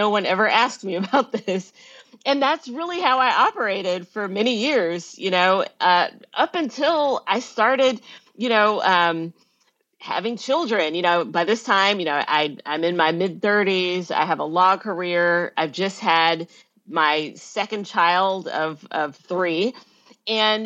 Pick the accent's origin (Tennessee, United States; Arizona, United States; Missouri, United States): Tennessee, United States; Memphis; also born or lived in Northern Virginia; growing up in Memphis